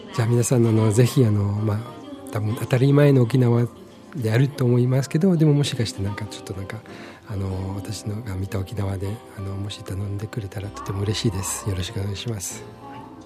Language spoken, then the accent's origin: Japanese; Switzerland; Japanese is a second language; moved away as an adult; now in Okinawa, Japan; 私のふるさともスイスの中で結構離れてるところである